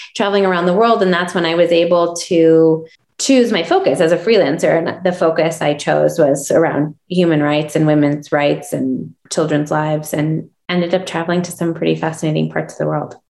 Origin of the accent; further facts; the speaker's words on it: Chicago, Illinois, United States; moved away as an adult; now in Jackson Hole, United States; I grew up in Chicago on the South Side in Hyde, a neighborhood neighborhood called Hyde Park